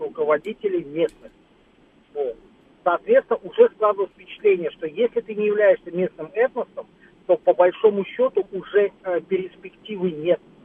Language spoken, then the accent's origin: Russian; Tashkent, Uzbekistan; родился и вырос в Средней Азии, в городе Ташкенте